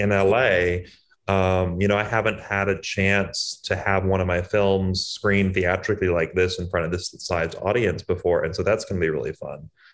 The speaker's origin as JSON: {"language": "English", "town": "Boston", "region": "Massachusetts", "country": "United States", "said": "I'm from Boston"}